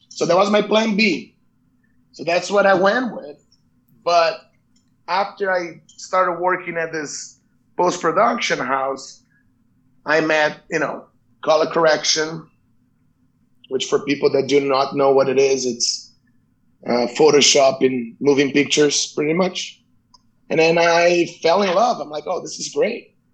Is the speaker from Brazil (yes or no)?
yes; Brazil; moved away; what was it like growing up in Brazil? Um. Well, we had two parts um, the first part, probably until I was like maybe 12, 13, 14 years old, was really good because my dad, he, you know, we live in a middle class family.